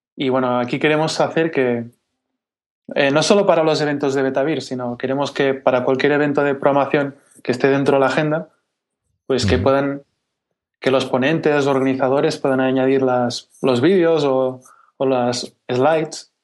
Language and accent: Spanish; Catalonia, Spain; yo soy catalán